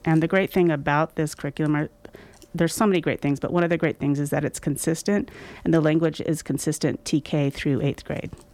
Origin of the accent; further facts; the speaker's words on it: Sacramento, California, United States; moved away as an adult; also born or lived in South Orange County / Grass Valley; I do have fond memories growing up in the Sacramento area. I lived in Sacramento for about approximately twenty-seven years